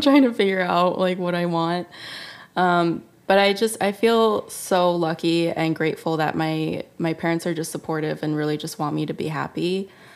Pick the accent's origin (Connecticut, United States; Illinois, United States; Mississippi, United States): Illinois, United States; Chicago; moved away as an adult; also born or lived in Savannah, Georgia / New York; now in Los Angeles, United States; I was born in Chicago